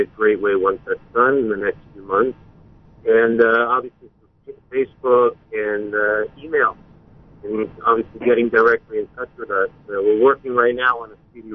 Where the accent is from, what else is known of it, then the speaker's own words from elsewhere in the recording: White Plains, New York, United States; now in Yonkers, United States; we're originally born and raised in White Plains, New York